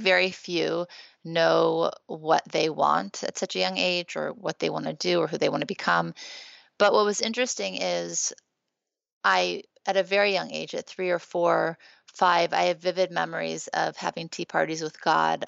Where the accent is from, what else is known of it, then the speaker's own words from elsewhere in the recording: Beverly Hills, California, United States; also born or lived in Thibodaux, Louisiana / New Orleans, Louisiana; growing up in Beverly Hills